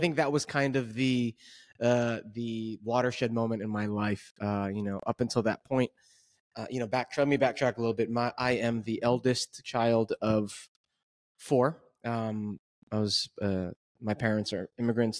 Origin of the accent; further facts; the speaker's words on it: Jersey City, New Jersey, United States; born and raised in Jersey City, currently, uh, still live in Jersey City